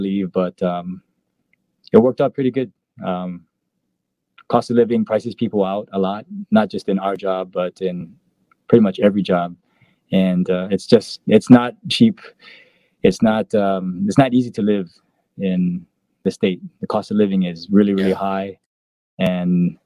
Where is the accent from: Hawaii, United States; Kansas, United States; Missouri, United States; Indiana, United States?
Hawaii, United States; Aiea; moved away as an adult; also born or lived in Washington; now in Bellevue, United States; I'm from Aia, Hawaii on Oahu